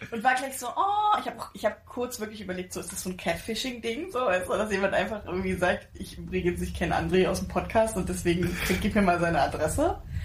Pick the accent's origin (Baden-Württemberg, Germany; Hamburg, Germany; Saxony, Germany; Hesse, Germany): Saxony, Germany; Pirna; accent: Saxon; also born or lived in Spain; ich bin geboren und aufgewachsen in Pirna bei Dresden, das ist in Sachsen